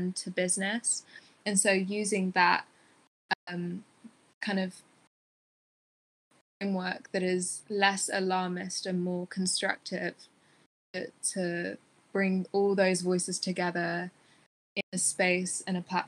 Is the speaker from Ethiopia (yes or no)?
yes; Tigray, Ethiopia; now in United Kingdom; I'm from Ethiopia, in Tigray in Ethiopia